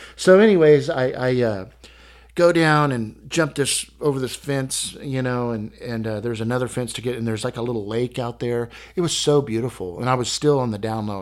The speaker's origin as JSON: {"language": "English", "region": "Texas", "country": "United States", "said": "I'm from Texas"}